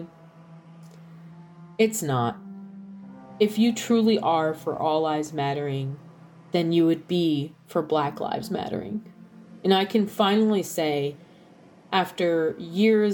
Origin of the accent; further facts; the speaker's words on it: New York, United States; moved away; also born or lived in Southern Illinois; My family's from New York. I'm from New York.